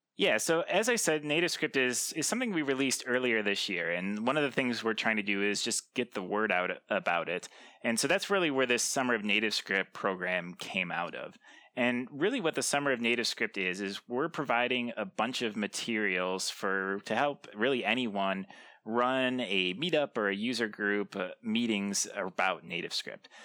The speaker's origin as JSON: {"language": "English", "town": "Lansing", "region": "Michigan", "country": "United States", "said": "I'm actually from Michigan, Lansing, Michigan."}